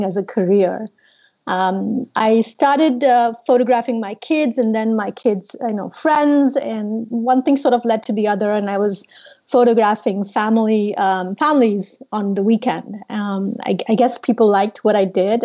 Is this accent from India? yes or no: yes; India; moved away as an adult; now in United States; I'm originally from India